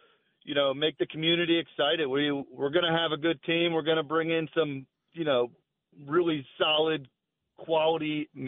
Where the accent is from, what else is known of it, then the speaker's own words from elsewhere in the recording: Philadelphia, Pennsylvania, United States; now in Arizona, United States; I grew up suburban Philadelphia.